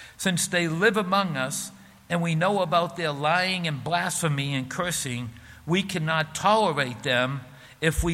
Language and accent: English; Peabody, Massachusetts, United States; I grew up in Peabody, and I grew up with a lot of Christians or Catholics around me